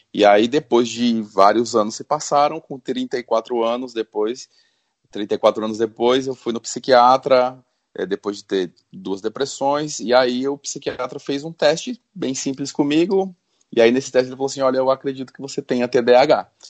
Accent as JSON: {"language": "Portuguese", "region": "São Paulo", "country": "Brazil", "tie": "born or raised there", "moved": "yes", "lives_now": "Natal, Brazil", "said": "nasci em São Paulo e hoje eu moro em Natal, no Rio Grande do Norte"}